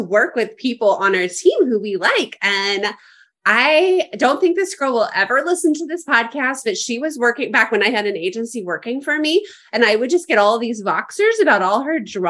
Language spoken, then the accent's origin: English; Nebraska, United States; I grew up in Nebraska too